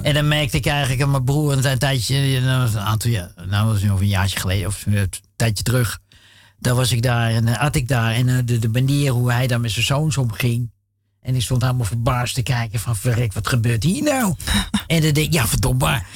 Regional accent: Amsterdam, North Holland, Netherlands; was jaren zeventig. We woonden toen in uh, flat in Amsterdam-Noord, Dam.

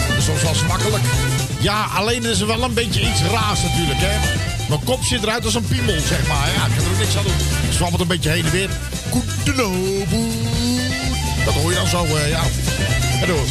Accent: Utrecht, Netherlands; mijn geboorteplaats zeg ik je heel eerlijk, dat is Utrecht

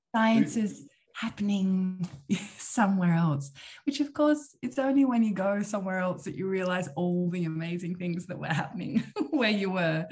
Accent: Tasmania, Australia; moved away as an adult; now in Netherlands; I'm from Tasmania, which is the island almost Antarctica at the bottom of Australia. And that's where I grew up.

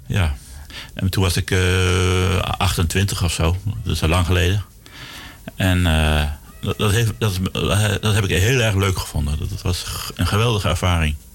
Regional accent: Zwolle, Overijssel, Netherlands; moved away as an adult; also born or lived in Groningen; now in Amsterdam, Netherlands; Ik ben geboren in eh, Zwolle. Daar heb ik heel lang gewoond, tot, tot mijn achttiende

